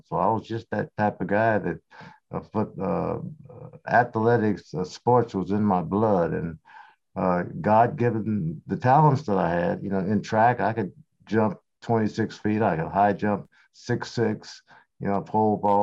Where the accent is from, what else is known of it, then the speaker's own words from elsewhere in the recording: Portland, Oregon, United States; also born or lived in Houston, Texas; I was born in Houston, Texas, and I moved from Houston when I was 2.5 years old to Portland, Oregon, and played high school, grade school, high school, of course, went to the University of Oregon